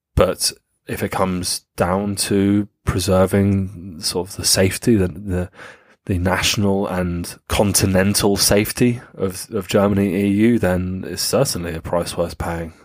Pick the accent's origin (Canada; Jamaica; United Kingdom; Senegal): United Kingdom; as British people